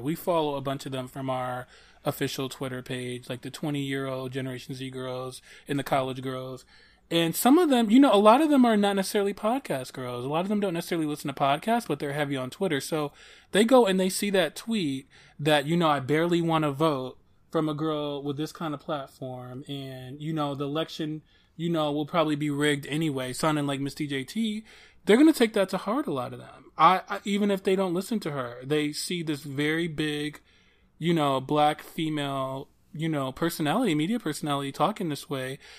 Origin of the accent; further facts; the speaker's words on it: Detroit, Michigan, United States; I'm from Detroit